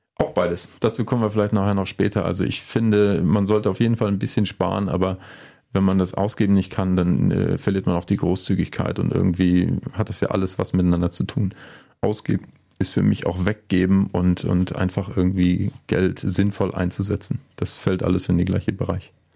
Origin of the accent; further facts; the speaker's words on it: Mecklenburg-Vorpommern, Germany; moved away as an adult; also born or lived in Rostock; now in Bergisches Land, Germany; Also ich bin in Mecklenburg aufgewachsen äh, und habe in Rostock studiert, Mathematik und Philosophie.